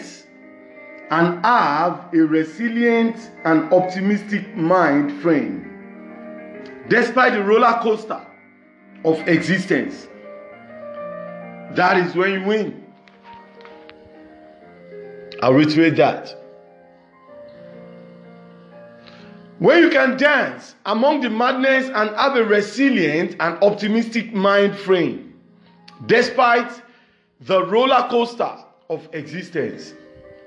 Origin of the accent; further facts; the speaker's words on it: Nigeria; English is a second language; from Nigeria, west side of Africa.